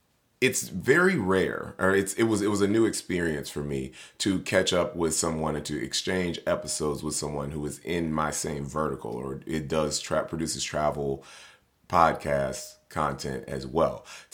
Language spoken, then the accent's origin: English; Tennessee, United States; now in Tampa, United States; No, so I'm originally from Tennessee. I'm a Southern boy.